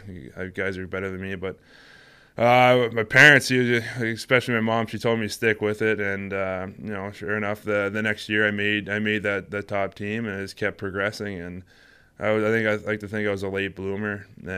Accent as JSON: {"language": "English", "country": "Canada", "tie": "born or raised there", "said": "Canada, it's like ice hockey's like football over here. Ever since I think I was probably about 4 or 5, I started ice skating"}